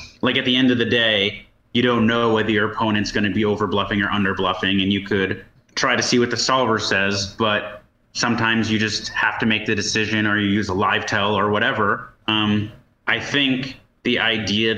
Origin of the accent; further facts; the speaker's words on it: New Jersey, United States; I grew up in New Jersey